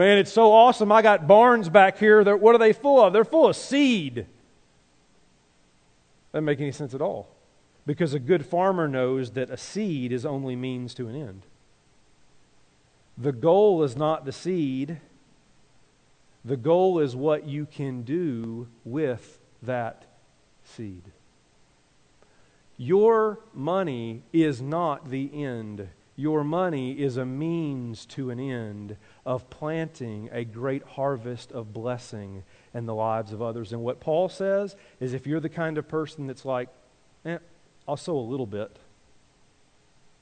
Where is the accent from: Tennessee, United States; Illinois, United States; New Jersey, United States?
Tennessee, United States; moved away; I grew up in Tennessee.